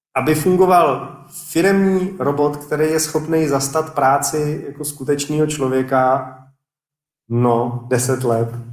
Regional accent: Czechia; first language Czech; v naší krajině je čeština taková jako dost obtížný jazyk

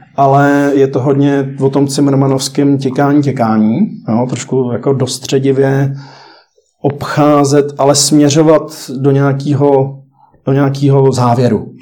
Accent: Czechia; jsme šikovní, tady myslím, jako si umíme poradit jako Češi

